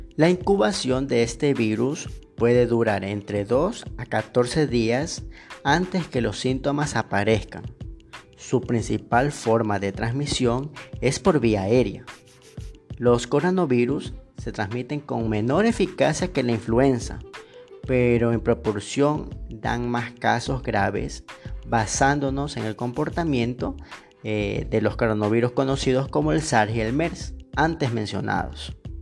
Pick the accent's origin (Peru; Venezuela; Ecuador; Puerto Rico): Ecuador; also born or lived in Machala, Ecuador; yo soy de Ecuador, este, yo vivo en Machala